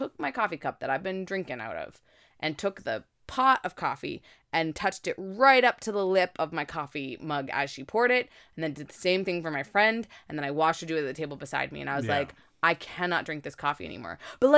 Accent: Canada; Does anybody outside of Canada know how much we have an affinity with the Netherlands

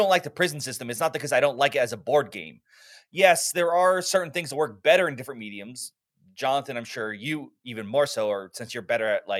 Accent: United States; as an American

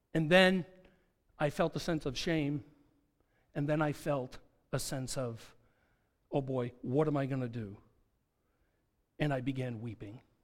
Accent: Goffstown, New Hampshire, United States; now in Long Island, United States; When I was in high school, up in Goffstown, New Hampshire

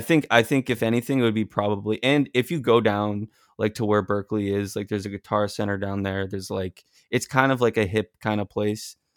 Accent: Massachusetts, United States; now in Los Angeles, United States; I'm originally from Massachusetts

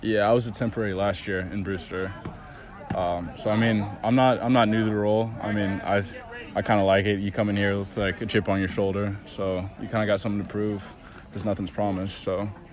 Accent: Indianapolis, Indiana, United States; I'm from Indianapolis, Indiana

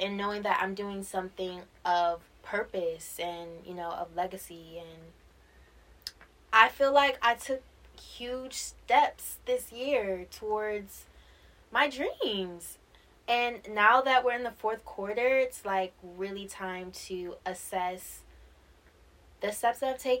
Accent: Buffalo, New York, United States; moved away; I'm from Buffalo, New York

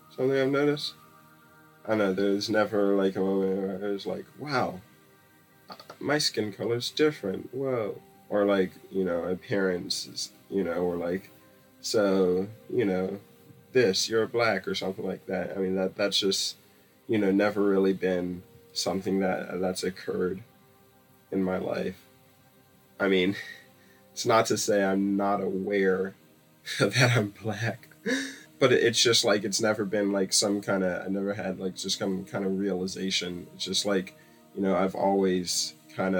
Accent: Stone Mountain, Georgia, United States; I was born and raised in Stone Mountain, Georgia

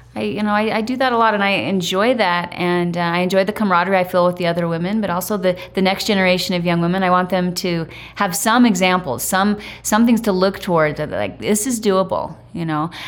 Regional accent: Idaho, United States; now in Utah, United States; I grew up in Idaho around farms

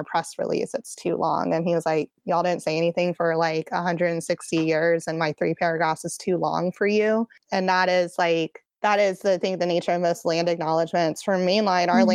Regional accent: Atlanta, Georgia, United States; also born or lived in Seattle; that's my hometown

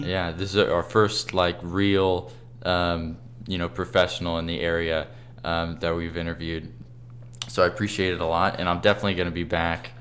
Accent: Kentucky, United States; I'm from Kentucky

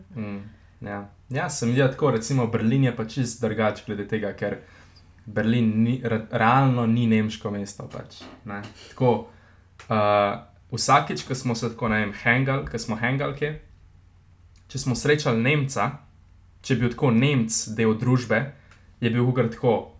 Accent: Slovenia; Slovenci smo

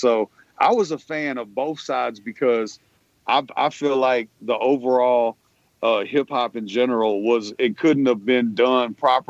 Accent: San Diego, California, United States; born there; Yeah, I was born in San Diego. So I was like, well, shit, I'm West Side till I die, you know?

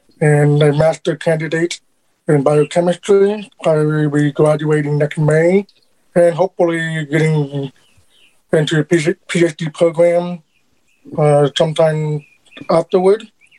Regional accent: California, United States; from California.

